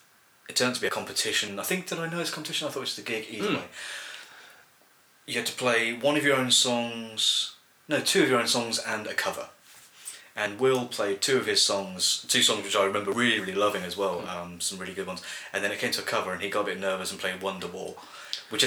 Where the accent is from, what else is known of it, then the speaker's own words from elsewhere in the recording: High Wycombe, South East England, United Kingdom; accent: Bucks accent with slight northern twinges; now in Aylesbury, United Kingdom; my mother's from Runcorn, and I was born in Wickham. So, like, I had what should have been like a sort of a Bucks accent, but then with slight northern twinges to it. My dad was from Lincoln, so it wasn't really much of an accent there.